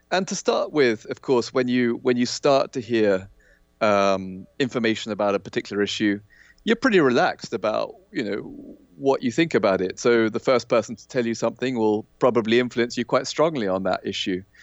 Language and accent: English; Kenya; I, I think I said I, I grew up in Kenya in Africa, which right. was you know a very kind of post-colonial environment. It was a British colony, which you know I, I was born there ten years after independence